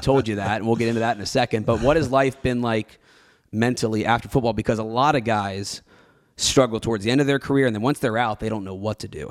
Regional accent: Cincinnati, Ohio, United States; I grew up in Cincinnati

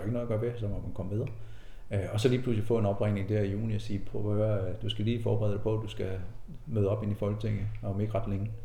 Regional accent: Lilleø, Zealand, Denmark; also born or lived in Korsør; så er jeg født i Korsør. Øh, øh, vokse op som barn på Lilleø

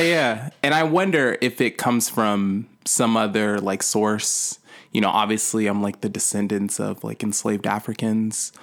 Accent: Sacramento, California, United States; it's my hometown

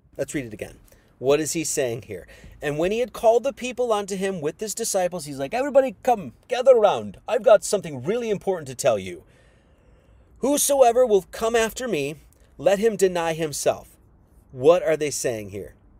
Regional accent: Wisconsin, United States; I was born in Wisconsin

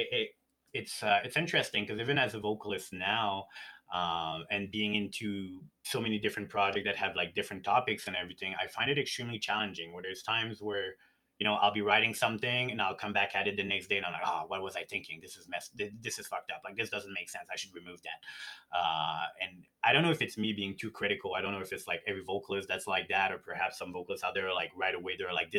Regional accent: Montreal, Quebec, Canada; now in Edmonton, Canada; I came from Montreal where like I had a band when I was a teenager

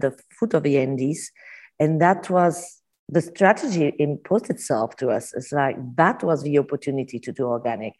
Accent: Carcassonne, Occitania, France; also born or lived in Uco Valley, Mendoza, Argentina; now in Mendoza, Argentina; I'm originally from France, came from Carcassonne, grew up on a vineyard there in Languedoc.

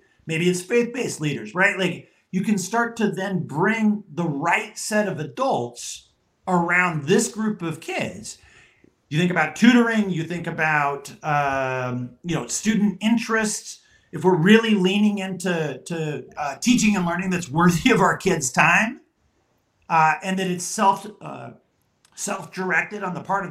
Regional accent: Southwest, United States; I'm from the Southwest here

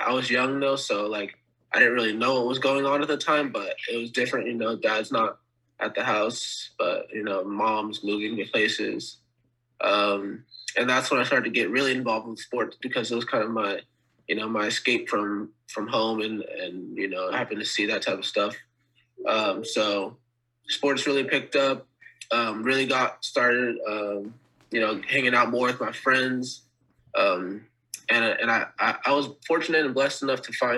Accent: Dixon, California, United States; also born or lived in North Carolina; as my parents got older, they moved to California

